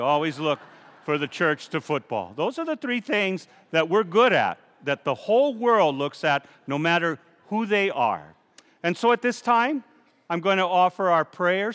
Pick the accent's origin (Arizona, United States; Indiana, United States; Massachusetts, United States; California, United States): Arizona, United States; Safford; When I was a boy growing up in Safford, my brother and sisters and all the neighbors